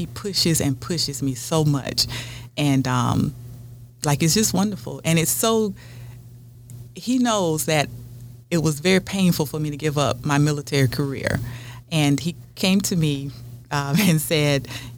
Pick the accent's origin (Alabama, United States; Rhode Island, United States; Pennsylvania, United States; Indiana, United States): Alabama, United States; Montgomery; moved away as an adult; also born or lived in Florida / Washington, D.C.; now in West Virginia, United States; I'm originally from Florida. Was raised in Montgomery, Alabama